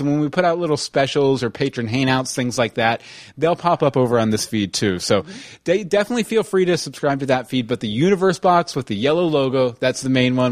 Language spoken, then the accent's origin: English; Texas, United States; I grew up in Texas